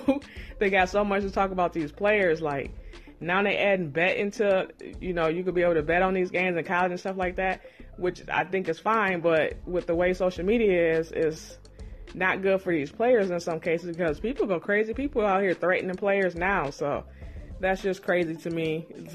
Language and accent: English; Michigan, United States; I'm from Michigan